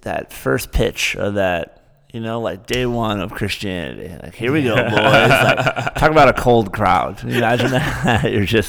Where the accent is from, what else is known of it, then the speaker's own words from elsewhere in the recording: Michigan, United States; I'm like, no, I'm from Michigan.